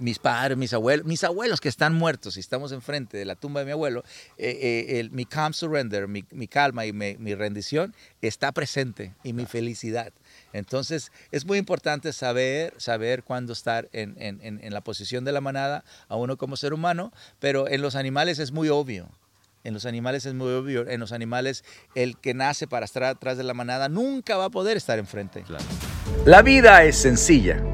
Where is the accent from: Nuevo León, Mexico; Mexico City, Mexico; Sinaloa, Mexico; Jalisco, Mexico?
Sinaloa, Mexico; Culiacán; yo soy mexicano de Sinaloa y Culiacán